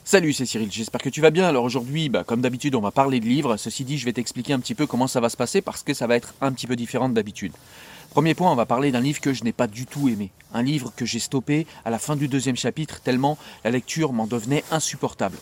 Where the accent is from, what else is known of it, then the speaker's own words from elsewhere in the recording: France; je viens de ces quartiers, et je suis un enfant de l'ADAS